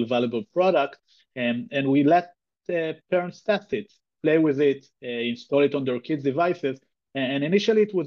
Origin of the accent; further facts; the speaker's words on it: Israel; also born or lived in New York City area; now in New York, United States; I'm originally from Israel, but currently in the New York City area.